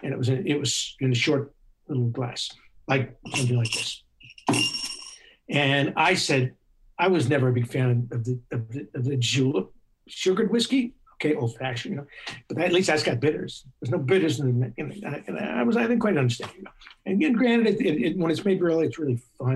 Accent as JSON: {"language": "English", "town": "New York City", "region": "New York", "country": "United States", "said": "I'm a New Yorker"}